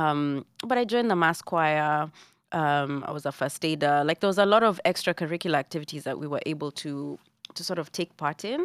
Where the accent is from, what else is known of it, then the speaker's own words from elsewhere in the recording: Nairobi, Kenya; moved away as an adult; now in New York, United States; I grew up in Buruburu